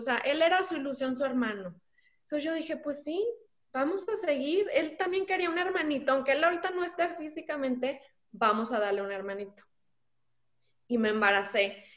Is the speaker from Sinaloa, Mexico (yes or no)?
no; San Luis Potosí, Mexico; mi tierra, que bueno, no nací ahí, pero yo ahí crecí